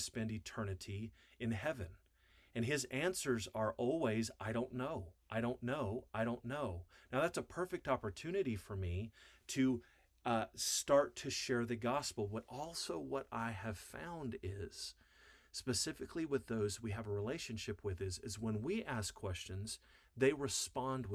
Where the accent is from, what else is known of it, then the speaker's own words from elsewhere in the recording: Wyoming, United States; I grew up in Wyoming on a farm.